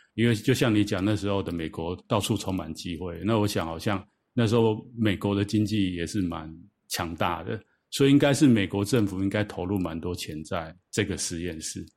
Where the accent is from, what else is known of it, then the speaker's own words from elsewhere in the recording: Taiwan; 我是都是在台湾长大啊，受教育